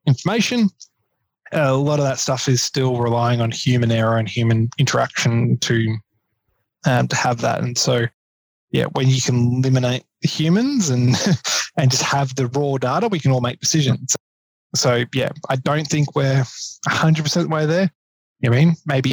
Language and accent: English; Queensland, Australia; now in Victoria, Australia; I'm originally from Queensland